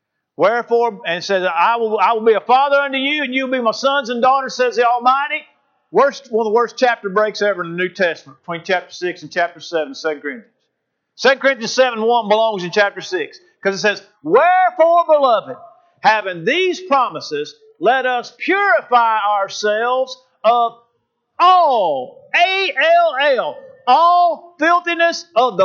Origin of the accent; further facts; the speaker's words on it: St. Louis, Missouri, United States; When I was a kid growing up in South County, St. Louis, in our little old neighborhood cul-de-sac